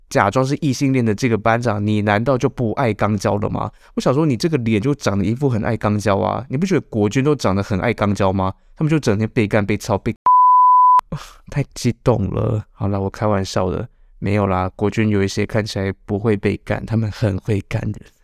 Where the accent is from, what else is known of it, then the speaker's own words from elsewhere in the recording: Changhua County, Taiwan; 我这个彰化人也留在马祖了